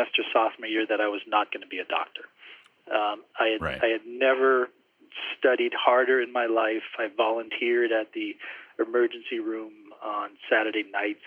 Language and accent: English; Lexington, Massachusetts, United States; I grew up in Lexington, Massachusetts, right outside of Boston